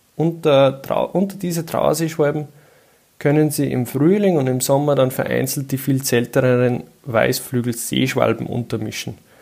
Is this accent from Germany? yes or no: no; Austria; bei uns in Österreich